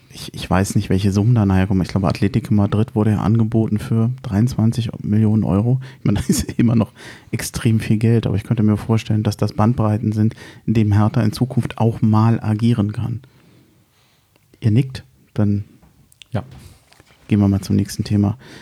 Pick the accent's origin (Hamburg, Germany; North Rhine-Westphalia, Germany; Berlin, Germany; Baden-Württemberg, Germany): Berlin, Germany; moved away as an adult; now in Hesse, Germany; ich bin als Berliner